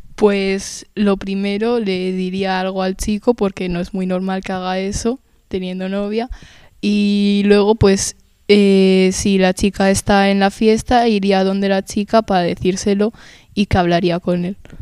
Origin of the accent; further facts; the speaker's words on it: Spain; pues yo nací en España y mi padre en, en Berlín